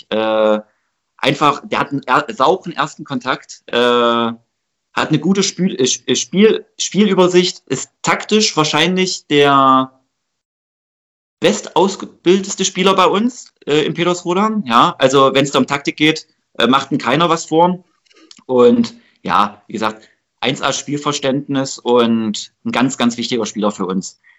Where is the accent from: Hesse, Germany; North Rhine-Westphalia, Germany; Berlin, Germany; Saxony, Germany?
Saxony, Germany; Delitzsch; also bei uns in Delisch gab es so einen tollen Käfig, äh, das war so ein, so ein Steinplatz, ja, äh, da haben wir immer gebolzt